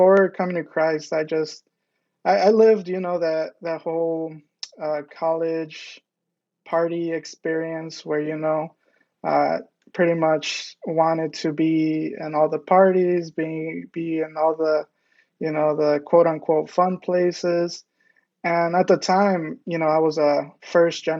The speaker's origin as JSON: {"language": "English", "town": "Detroit", "region": "Michigan", "country": "United States", "tie": "born or raised there", "said": "I was born and raised in Southwest Detroit"}